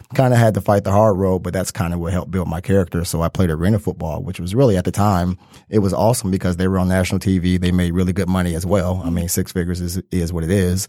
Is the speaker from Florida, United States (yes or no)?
no; Detroit, Michigan, United States; Born and raised in Detroit, Detroit native